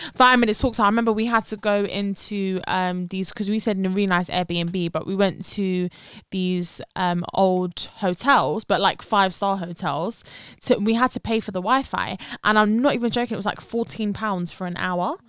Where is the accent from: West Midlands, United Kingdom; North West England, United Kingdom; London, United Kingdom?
London, United Kingdom; they can tell that we're from London. So I'm kind of I'm I'm happy like where I've been born and raised